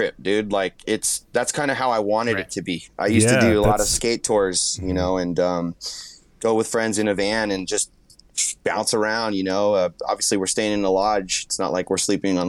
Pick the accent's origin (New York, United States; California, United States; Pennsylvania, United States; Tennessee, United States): California, United States; San Jose; moved away as an adult; now in Quincy, United States; I'm from the Bay Area. So the Bay Area San Jose is 1 million people, man